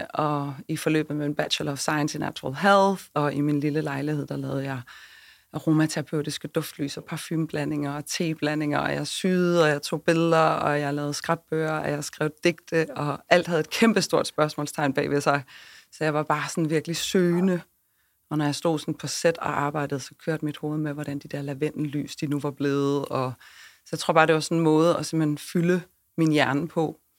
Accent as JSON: {"language": "Danish", "town": "Svendborg", "region": "Southern Denmark", "country": "Denmark", "said": "Og så er jeg fra Syfyn. Jeg er fra Svendborg, ja, så jeg er Fynbo. Og min aner er fra Ærø."}